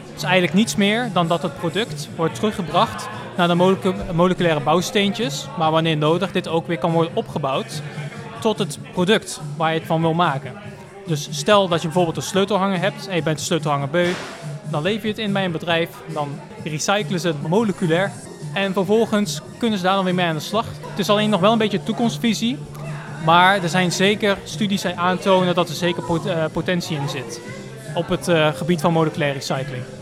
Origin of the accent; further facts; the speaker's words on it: Roosendaal, North Brabant, Netherlands; ik kom uit Roosendaal